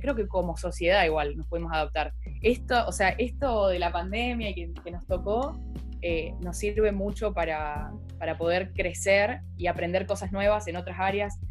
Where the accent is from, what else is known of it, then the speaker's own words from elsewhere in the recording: Buenos Aires Province, Argentina; yo soy de Buenos Aires, estoy igual en una ciudad que está como a tres horas de la capital